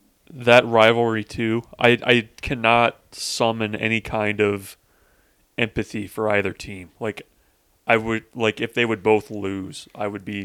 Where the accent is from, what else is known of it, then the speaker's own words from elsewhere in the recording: Midwest, United States; I grew up mainly in the Midwest